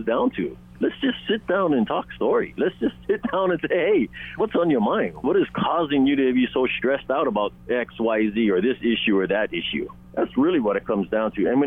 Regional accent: Native Hawaiian, United States; Me being Native Hawaiian myself

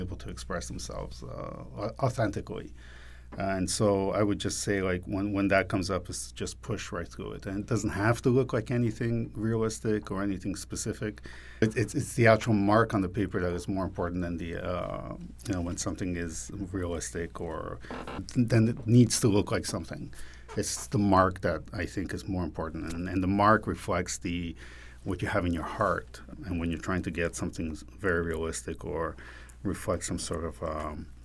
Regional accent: Quebec, Canada; moved away; also born or lived in New York; growing up in Quebec

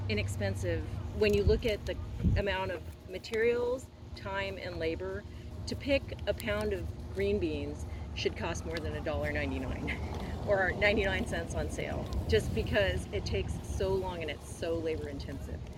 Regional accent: Midwest, United States; I grew up in the Midwest

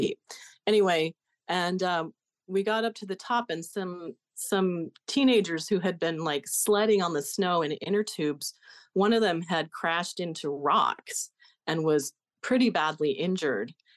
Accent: Denver, Colorado, United States; I was born in Denver in nineteen sixty-seven, placed in foster care when I was one day old, and adopted by another family three weeks later.

